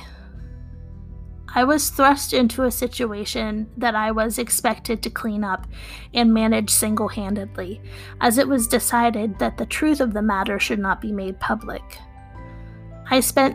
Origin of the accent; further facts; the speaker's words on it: Wheeling, West Virginia, United States; I'm from Wheeling, West Virginia.